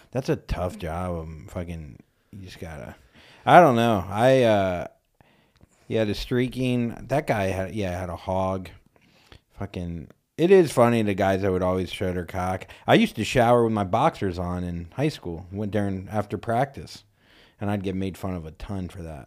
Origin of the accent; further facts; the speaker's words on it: Florida, United States; I'm from Florida